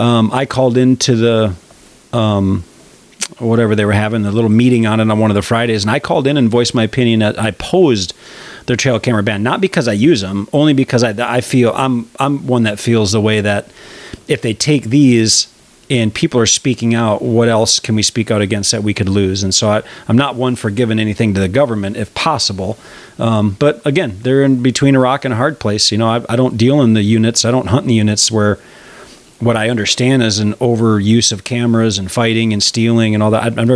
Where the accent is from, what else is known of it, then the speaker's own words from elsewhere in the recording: Wisconsin, United States; And I came from Wisconsin, but I just see, you know, organizations like that just really being between a rock and a hard place.